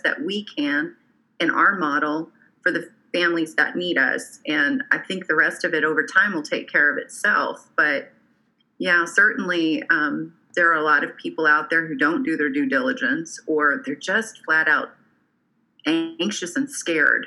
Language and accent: English; Oklahoma, United States; moved away as an adult; also born or lived in Alabama; I was moving back to my home state of Oklahoma